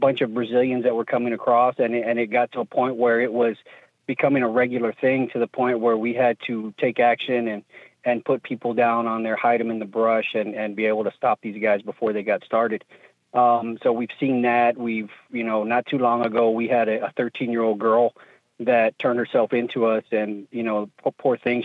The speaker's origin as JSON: {"language": "English", "town": "Dallas", "region": "Texas", "country": "United States", "tie": "born or raised there", "said": "I grew up in the Dallas-Fort Worth area"}